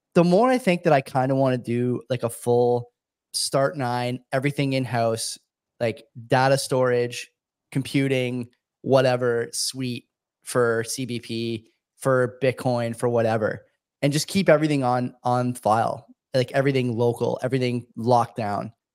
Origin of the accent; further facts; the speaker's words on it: Hamilton, Ontario, Canada; a university in my hometown, Hamilton, McMaster